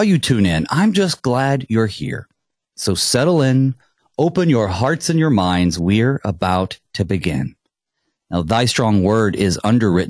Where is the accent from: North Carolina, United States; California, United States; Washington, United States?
North Carolina, United States; moved away; North Carolina is my home state.